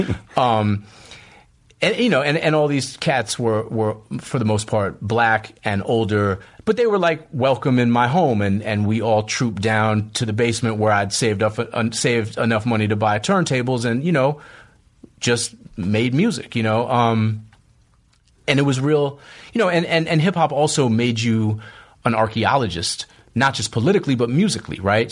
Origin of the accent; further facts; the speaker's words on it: Boston, Massachusetts, United States; moved away as an adult; also born or lived in New York / West Coast; I grew up in Boston, which is a very segregated city